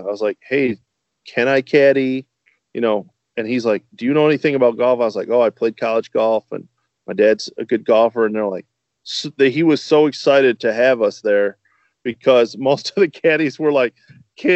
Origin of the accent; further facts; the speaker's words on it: Northern Michigan, United States; moved away as an adult; now in Lombard, United States; I'm originally from Northern Michigan, graduated from Michigan State